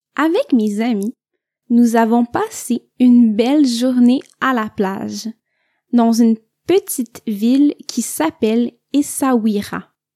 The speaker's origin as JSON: {"language": "French", "region": "Quebec", "country": "Canada", "said": "je viens du Québec"}